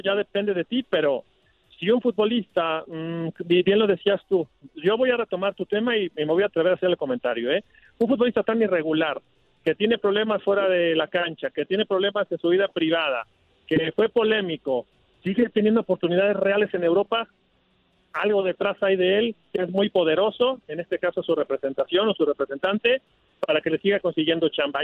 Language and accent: Spanish; Mexico; hablando como mexicano